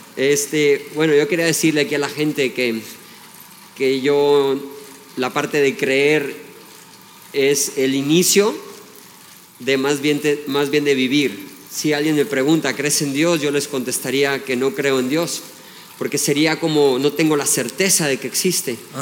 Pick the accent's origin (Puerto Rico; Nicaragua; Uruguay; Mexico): Mexico; soy mexicano